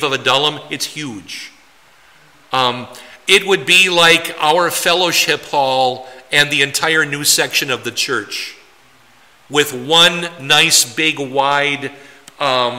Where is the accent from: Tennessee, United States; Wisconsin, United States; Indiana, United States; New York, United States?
Wisconsin, United States; Poynette; now in New Ulm, United States; Poinette to you occasionally, my hometown